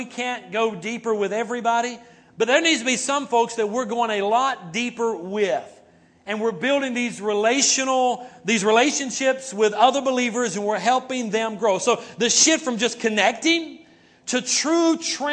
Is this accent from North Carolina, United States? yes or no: yes; North Carolina, United States; That's my home state